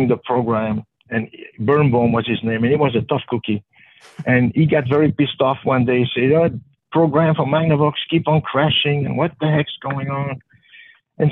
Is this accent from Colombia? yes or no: no; Belgium; moved away; when I was a teenager growing up in Belgium.